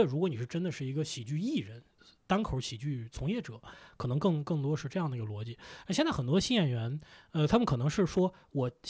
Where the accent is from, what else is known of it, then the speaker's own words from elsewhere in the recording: Lanzhou, Gansu, China; now in Beijing, China; 我是兰州人，